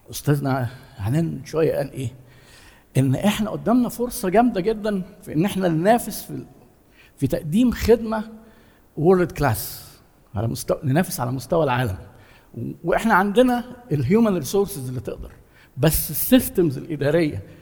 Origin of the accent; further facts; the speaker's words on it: Egypt; احنا مثلا عندنا في مصر آه، التضخم اللي حاصل خلى قدره الناس الشرائيه تقل